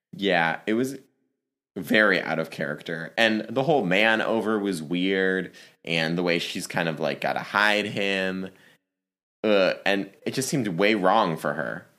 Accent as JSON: {"language": "English", "region": "Northern Virginia", "country": "United States", "moved": "yes", "said": "I'm originally from the Virginia area. I'm from Northern Virginia in the D C area."}